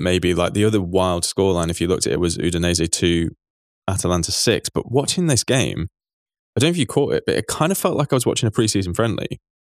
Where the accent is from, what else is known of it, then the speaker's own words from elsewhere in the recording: England, United Kingdom; as an English person